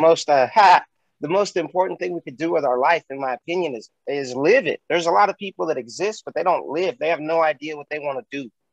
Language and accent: English; Bakersfield, California, United States; your favorite rapper's favorite cripple rapper from Bakersfield, California